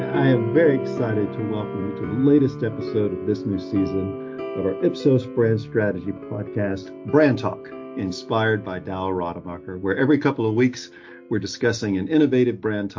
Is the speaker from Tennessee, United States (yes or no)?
yes; Nashville, Tennessee, United States; I'm coming to you from my hometown of Nashville, Tennessee in the United States